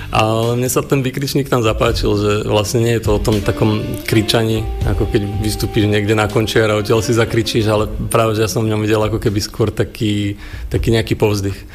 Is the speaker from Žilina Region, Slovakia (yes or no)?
yes; Liptovský Mikuláš, Žilina Region, Slovakia; moved away; also born or lived in Trstín; Ja som sa narodil v Liptovskom Mikuláši a nejaké to chvenie neprichádza, keď sa vraciam domov na Liptov